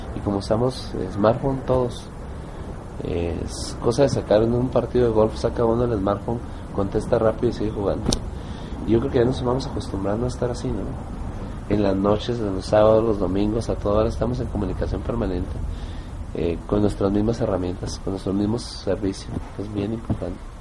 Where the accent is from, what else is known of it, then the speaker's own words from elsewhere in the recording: Mexico; moved away as an adult; now in Bogotá, Colombia; como somos todos los mexicanos